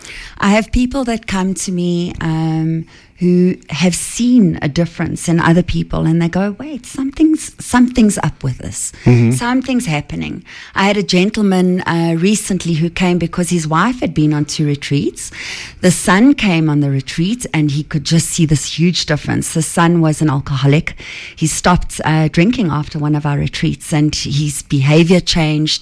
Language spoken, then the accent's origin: English; Centurion, Gauteng, South Africa; I'm from Centurion. I'm born and bred Centurion